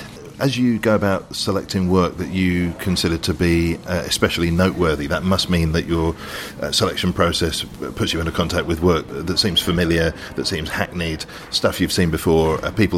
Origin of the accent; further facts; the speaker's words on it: London, United Kingdom; as a Londoner